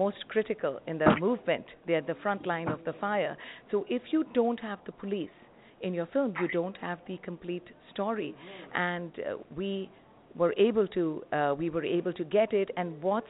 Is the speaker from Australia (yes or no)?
no; India; As an Indian, I'm a very proud and a strong Indian woman